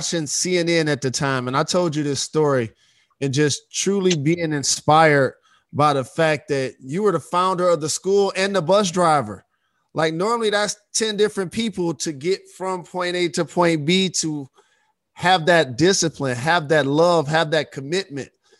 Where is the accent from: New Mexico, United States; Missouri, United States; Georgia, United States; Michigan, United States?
Michigan, United States; Detroit; the zip code 48235 that I grew up in.